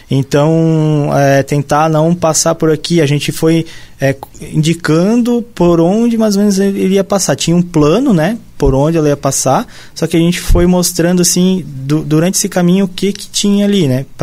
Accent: South Region, Brazil; accent: cantado; eu sou assim mais branquelo e tal, o pessoal uhum. acha que uhum. até sou de fora, né? E a gente fala diferente aqui, né? A gente fala mais Agora, cantadinho ah, e mais Cantado. É, aí eles estranham, ah, tu é lá do sul, né?

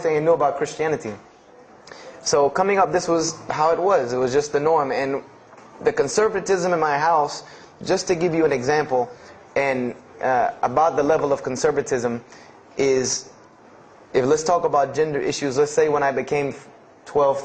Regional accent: Greenville, South Carolina, United States; born or raised there

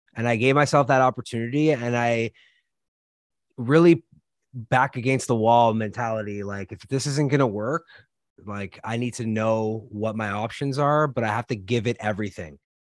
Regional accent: Canada; moved away; I'm originally from Canada

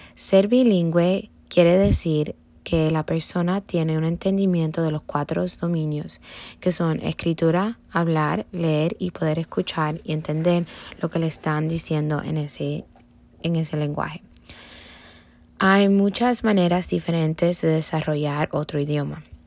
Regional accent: Cuba; first language Spanish; moved away; yo nací en Cuba y solamente escuché personas que hablaban español. Esto me facilitó el aprendizaje del español porque era el único idioma

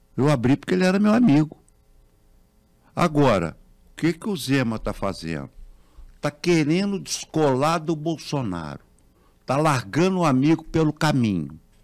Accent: Minas Gerais, Brazil; nós, mineiros

